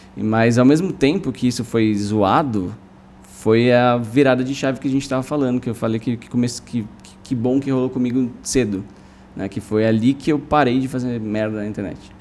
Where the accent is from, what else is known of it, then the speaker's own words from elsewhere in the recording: São Paulo, Brazil; eu cresci em Pinheiros, depois em Vila Madalena